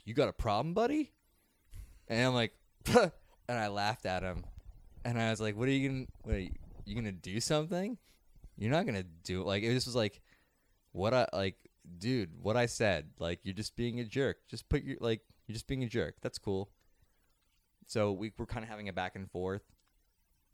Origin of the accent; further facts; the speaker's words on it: Kennett Square, Pennsylvania, United States; I'm from Kennett Square, the mushroom capital of the world